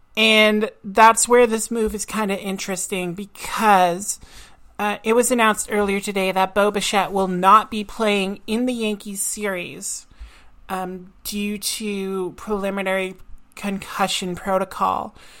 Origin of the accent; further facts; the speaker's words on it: Nova Scotia, Canada; I'm from Nova Scotia.